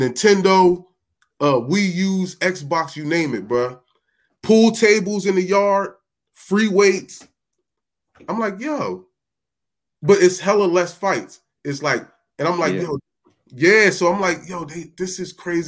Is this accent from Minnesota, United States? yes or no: no; New Jersey, United States; I'm from South Jersey